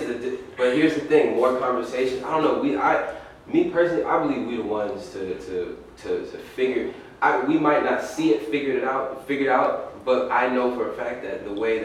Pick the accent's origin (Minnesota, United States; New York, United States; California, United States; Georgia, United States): California, United States; Lancaster; I grew up in Lancaster.